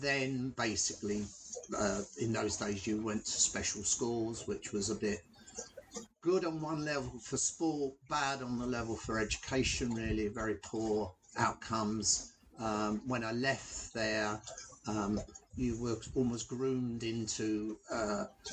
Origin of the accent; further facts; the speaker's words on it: London, United Kingdom; I was born and brought up in Hackney in North London